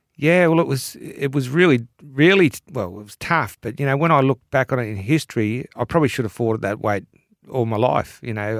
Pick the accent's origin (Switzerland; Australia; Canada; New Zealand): Australia; Williamstown, Victoria; also born or lived in Indonesia / Hawaii / England / Wales; growing up in Williamstown